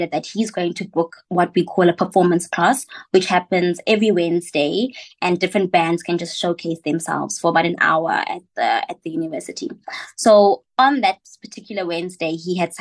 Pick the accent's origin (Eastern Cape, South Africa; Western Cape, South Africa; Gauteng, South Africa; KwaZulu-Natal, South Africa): Gauteng, South Africa; West Rand; also born or lived in Johannesburg; now in Cape Town, South Africa; I'm from the West Rand and I'm currently based in Cape Town.